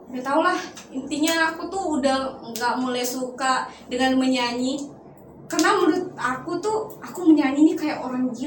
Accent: North Kalimantan, Indonesia; Saya berasal dari Kalimantan Utara, tepatnya perbatasan Indonesia Malaysia.

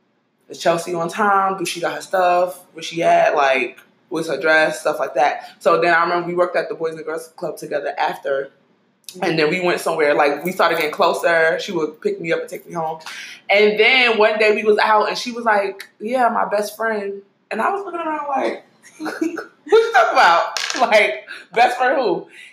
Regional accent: New York City, New York, United States; You know, I was from Brooklyn.

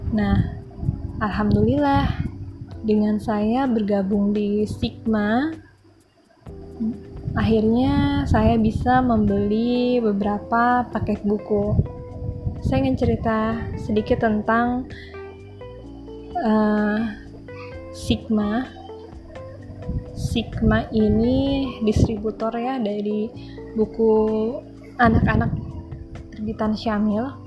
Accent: Bandung, West Java, Indonesia; born there; Perkenalkan … Saya ibu dari tiga orang anak Saya kelahiran Bandung Tahun 83

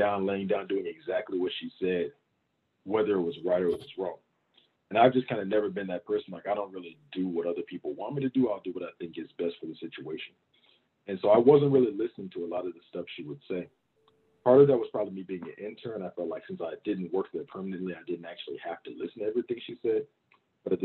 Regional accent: Baton Rouge, Louisiana, United States; I grew up in Louisiana also. I got a whole lot of family in Baton Rouge, Louisiana. That's kind of like, that's where I really call home.

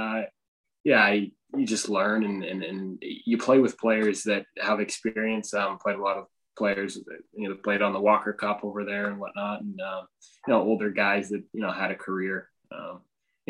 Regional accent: Canada; I'm from Canada

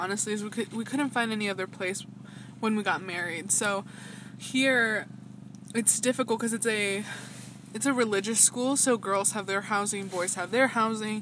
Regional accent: Atlanta, Georgia, United States; now in Rexburg, United States; I'm from Atlanta

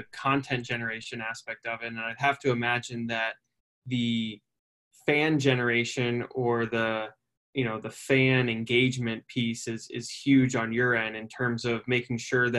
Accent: Philadelphia, Pennsylvania, United States; I grew up in Philadelphia, right? I'm going to bleed Philly.

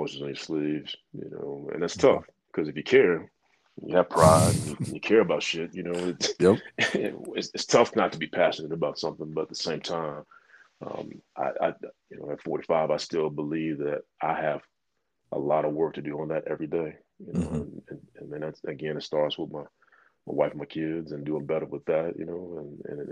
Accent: Chicago, Illinois, United States; I'm from Chicago

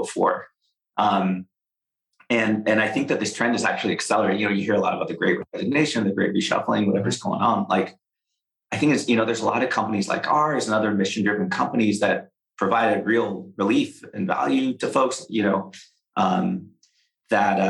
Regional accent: the Bay Area, California, United States; I live in the Bay. I grew up in the Bay.

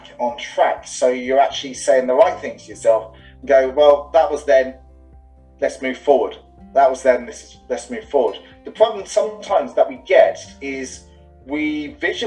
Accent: England, United Kingdom; also born or lived in London; now in Dublin, Ireland; I'm English, living in Dublin.

